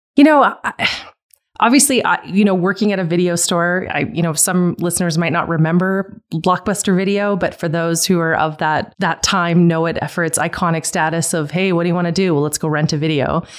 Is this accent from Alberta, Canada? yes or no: yes; Calgary, Alberta, Canada; Growing up in Calgary